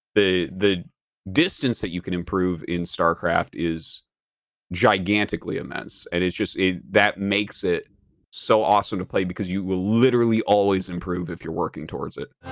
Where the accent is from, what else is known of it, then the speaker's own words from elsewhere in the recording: New Hampshire, United States; moved away; I come from New Hampshire, uh, just kind of a small town uh, over in New Hampshire